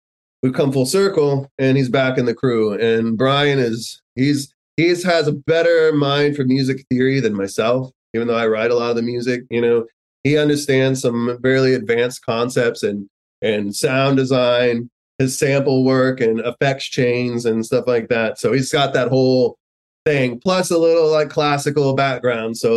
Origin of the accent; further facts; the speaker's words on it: San Antonio, Texas, United States; We are brown from San Antonio. Like we are as you know, rooted in our Latino culture